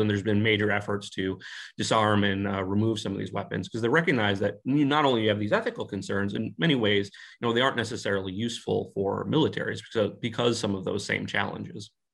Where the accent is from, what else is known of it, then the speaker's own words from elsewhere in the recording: United States; being an American